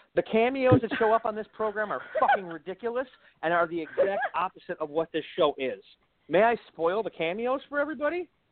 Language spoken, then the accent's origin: English; Wisconsin, United States; I'm from the Midwest. Okay, I'm I'm Wisconsin. I'm, I'm a doughy Wisconsin guy